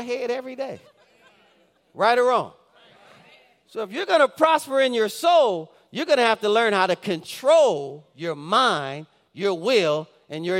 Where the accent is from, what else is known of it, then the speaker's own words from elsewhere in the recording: Detroit, Michigan, United States; If you're from the Detroit area, we grew up on Dexter and Davis